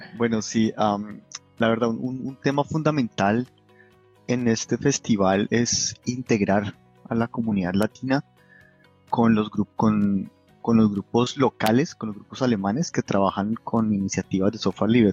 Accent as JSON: {"language": "Spanish", "country": "Colombia", "moved": "yes", "lives_now": "Munich, Germany", "said": "yo soy colombiano"}